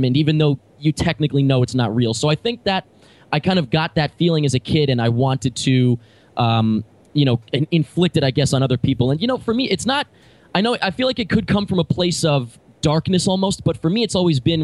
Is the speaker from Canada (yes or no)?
no; Long Island, New York, United States; I'm from Long Island, but I grew up there